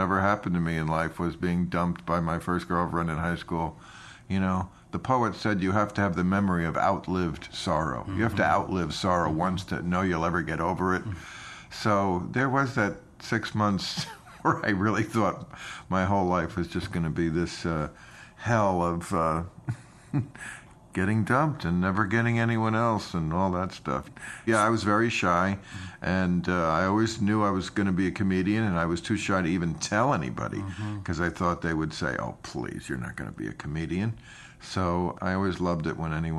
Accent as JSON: {"language": "English", "town": "River Vale", "region": "New Jersey", "country": "United States", "tie": "born or raised there", "also_born_or_lived": "New York City, New York"}